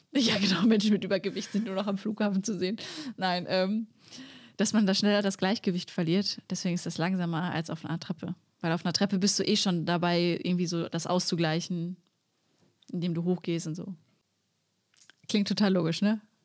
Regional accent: Sauerland, North Rhine-Westphalia, Germany; Also ich bin im Sauerland aufgewachsen

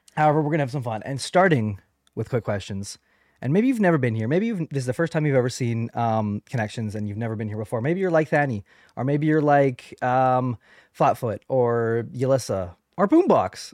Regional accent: Canada; I am a Canadian podcaster

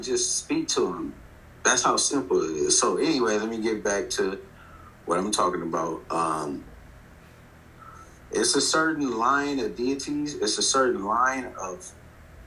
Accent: Compton, California, United States; I come from Compton, California

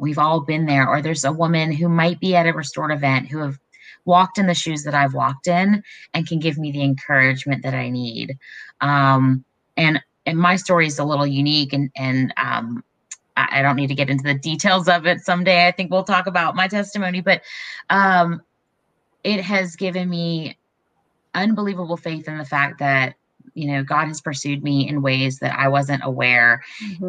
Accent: Raleigh, North Carolina, United States; I grew up in Raleigh

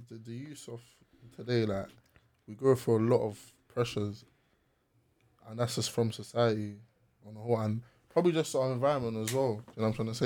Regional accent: London, United Kingdom; growing up in South London because we all grew up in South London

